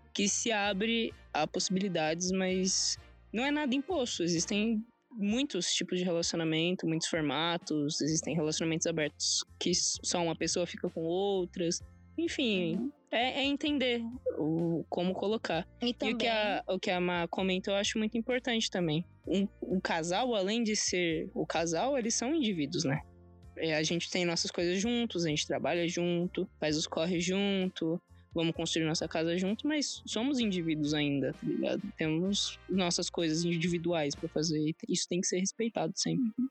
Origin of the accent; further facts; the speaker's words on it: São Paulo, Brazil; sou do Grajaú